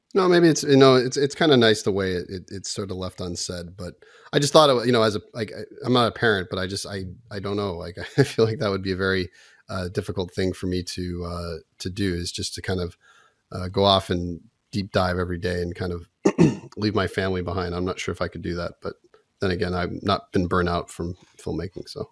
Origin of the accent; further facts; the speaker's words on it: Toronto, Ontario, Canada; we grew up in Toronto